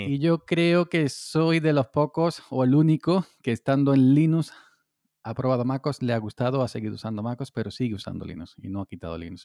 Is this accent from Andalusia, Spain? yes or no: yes; Córdoba, Andalusia, Spain; aquí en mi tierra, en Andalucía, en Córdoba